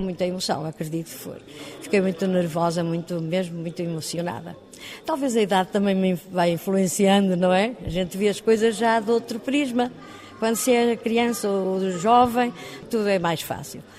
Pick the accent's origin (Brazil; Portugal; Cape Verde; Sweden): Portugal; Porto, Norte; eu nasci no Porto, sou do Porto